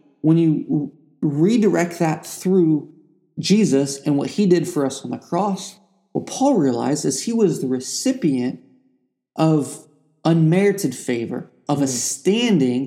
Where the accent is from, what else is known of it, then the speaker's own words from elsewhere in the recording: Ohio, United States; I grew up in Ohio with two parents who were both in the military